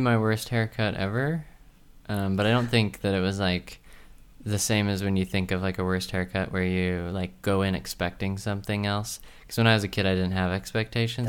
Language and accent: English; southern Utah, United States; I was from the South of Utah